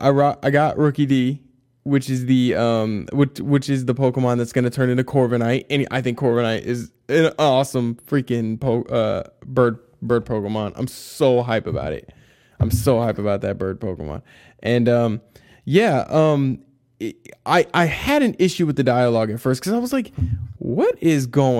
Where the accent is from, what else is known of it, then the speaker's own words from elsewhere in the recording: United States; as an American, I just didn't get it.